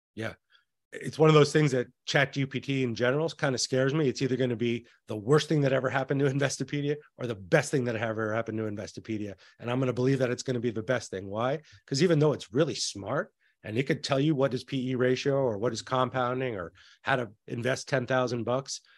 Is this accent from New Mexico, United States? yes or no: yes; New Mexico, United States; I'm from New Mexico